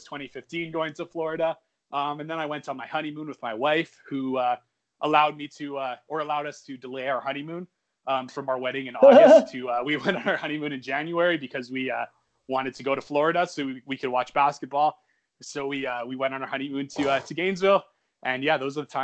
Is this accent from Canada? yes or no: yes; Canada; also born or lived in Edmonton, Alberta; I'm Canadian and I still live in Canada. I live in Western Canada in a city called Edmonton